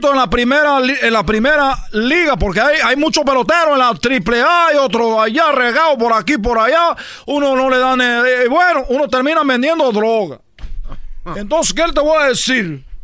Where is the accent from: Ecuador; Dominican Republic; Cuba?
Cuba; now in Mexico; He lo escuchado, desde que yo llegué de Cuba, en lo que he oído aquí de un mexicano es el peor enemigo de un mexicano.